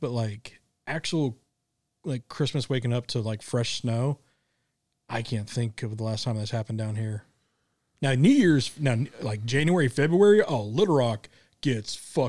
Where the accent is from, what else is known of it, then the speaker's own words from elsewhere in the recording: Midwest, United States; moved away; I grew up in the Midwest where it snowed a lot.